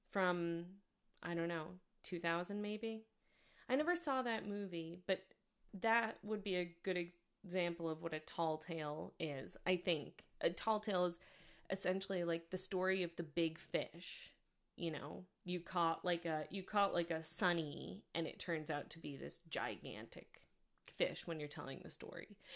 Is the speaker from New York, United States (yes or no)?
yes; New York, United States; I'm not from the South, of course, I'm from New York